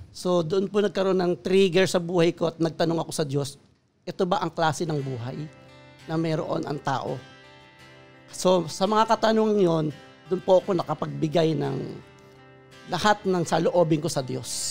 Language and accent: Tagalog; Caloocan, Metro Manila, Philippines; Ako po ay laking Caloocan. So sa Caloocan po ako natuto ng mga bagay-bagay sa buhay sa mundong ito.